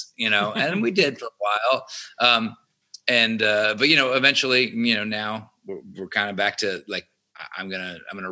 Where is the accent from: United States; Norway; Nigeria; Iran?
United States; Atlanta, Georgia; growing up in Atlanta